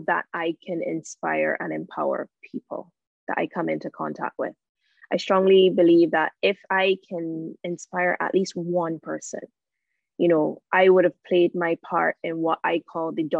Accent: Barbados; Born and raised in Barbados, currently in Barbados.

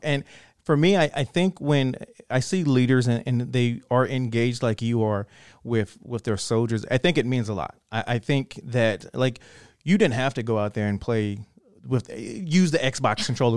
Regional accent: Killeen, Texas, United States; I'm from Killeen, and my dad was in 2nd Armored Division

